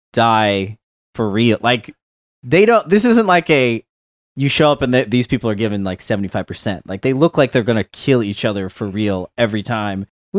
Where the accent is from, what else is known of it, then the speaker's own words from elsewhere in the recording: San Francisco, California, United States; moved away; I was from San Francisco originally